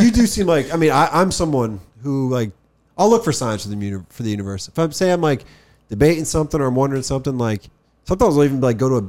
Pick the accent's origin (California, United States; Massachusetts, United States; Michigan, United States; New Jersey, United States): New Jersey, United States; I'm from New Jersey